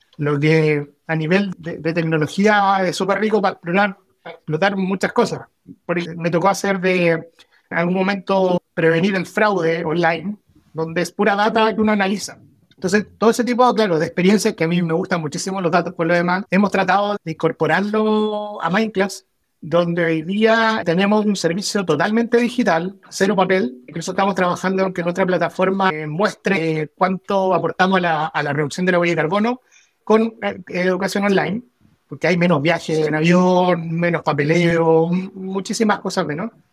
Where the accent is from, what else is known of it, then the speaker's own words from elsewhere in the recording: El Salvador, Atacama, Chile; Yo nací en El Salvador, en el campamento de Codelco